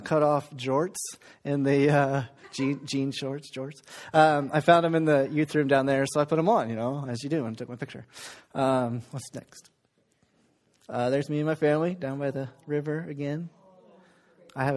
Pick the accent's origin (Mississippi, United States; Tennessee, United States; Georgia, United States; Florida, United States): Florida, United States; moved away; I grew up in Florida